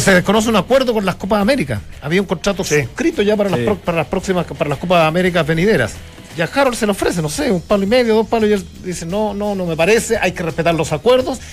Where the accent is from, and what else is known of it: Chile